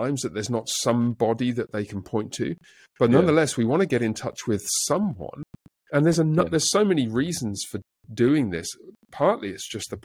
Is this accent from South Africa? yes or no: no; England, United Kingdom; moved away; I'm from England